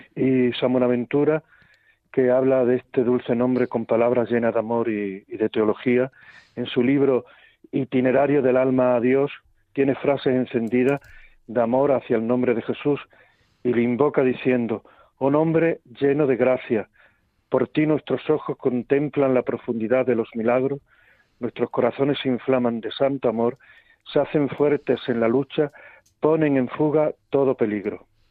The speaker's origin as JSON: {"language": "Spanish", "town": "Guadalupe", "region": "Extremadura", "country": "Spain", "tie": "born or raised there", "said": "soy de Guadalupe, que es mi mayor honor"}